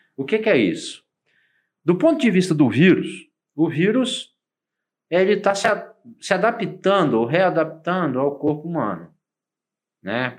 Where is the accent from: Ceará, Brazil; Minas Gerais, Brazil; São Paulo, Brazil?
Minas Gerais, Brazil; Como bom mineiro